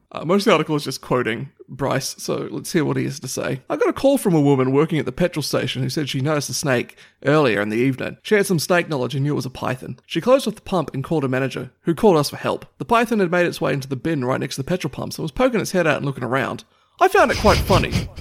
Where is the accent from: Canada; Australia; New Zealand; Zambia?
Australia